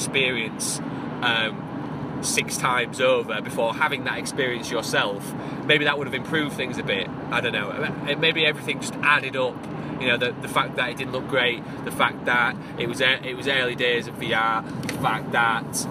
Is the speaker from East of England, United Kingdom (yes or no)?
no; Hull, Yorkshire and the Humber, United Kingdom; Hull, the City of Culture 2017. That's my hometown